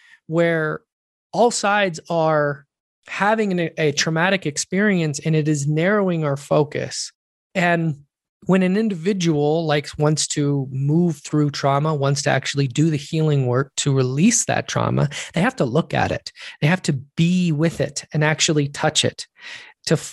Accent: United States; And I'm an American.

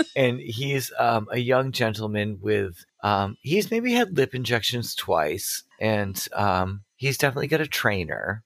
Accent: Massachusetts, United States; I'm from Massachusetts

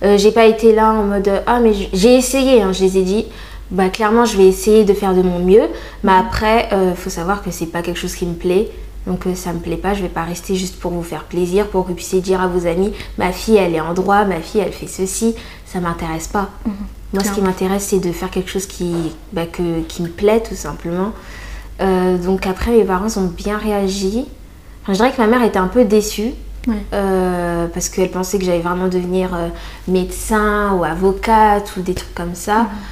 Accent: Reims, Grand Est, France; moved away as an adult; c'était ma ville, euh, c'est là où j'ai grandi

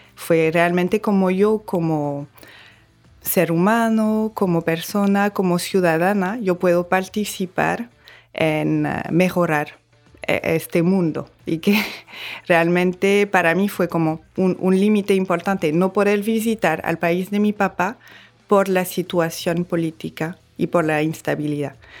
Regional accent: Bordeaux, Nouvelle-Aquitaine, France; accent: French; Spanish is a second language; moved away as an adult; now in Dominican Republic; nací en Burdeos, en Francia

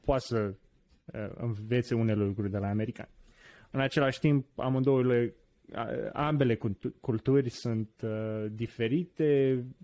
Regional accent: Romania; also born or lived in Washington DC, United States; now in United States; ca români

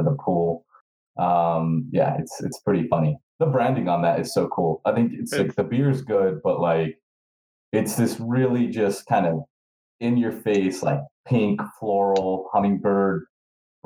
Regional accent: New York City, New York, United States; also born or lived in Albuquerque, New Mexico; now in Los Angeles, United States; I grew up in New York City, but was in Albuquerque after that, and then now I'm

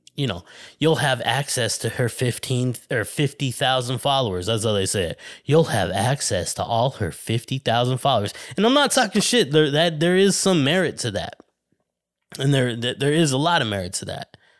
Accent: Flagstaff, Arizona, United States; moved away as an adult; now in Los Angeles area, United States; my hometown in Arizona

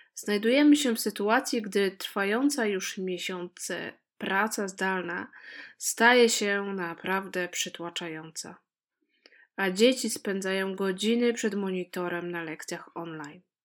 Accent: Poland; moved away as an adult; now in Netherlands; Każda z nas dziewczyn, które tam się spotkała, pochodzi z różnych regionów Polski

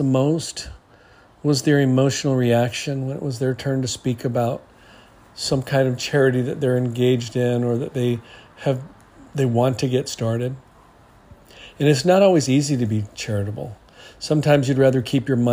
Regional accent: New Zealand; now in Hawaii, United States; growing up in New Zealand, like I did, and growing up here in Hawaii

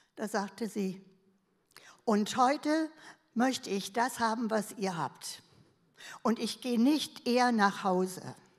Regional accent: Berlin, Germany; ich bin ja Berlinerin

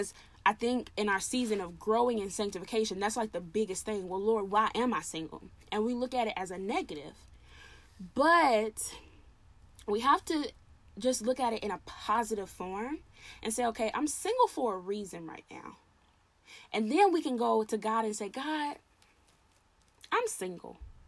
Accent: the South, United States; I'm Southern. I'm from the South. I say y'all

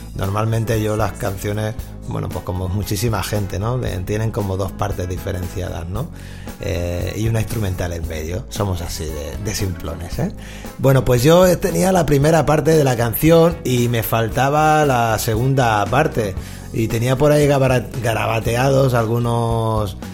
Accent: Catalonia, Spain; yo también soy catalán

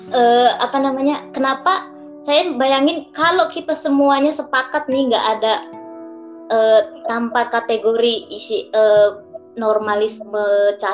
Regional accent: Medan, North Sumatra, Indonesia; now in Jakarta, Indonesia; Salam kenal saya juga asal Medan, sedang merantau di Jakarta.

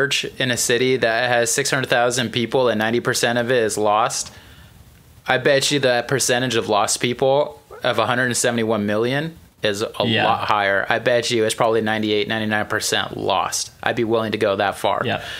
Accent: Albuquerque, New Mexico, United States; Yeah, I grew up in Albuquerque.

